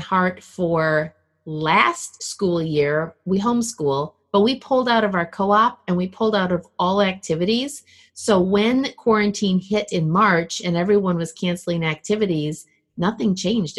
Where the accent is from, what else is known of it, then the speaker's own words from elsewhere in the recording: Minneapolis, Minnesota, United States; also born or lived in Milwaukee, Wisconsin; now in Illinois, United States; I grew up in Minnesota